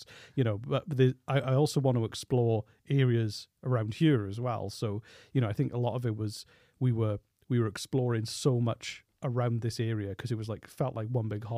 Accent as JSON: {"language": "English", "town": "Blackwood", "region": "Wales", "country": "United Kingdom", "said": "I am from Blackwood."}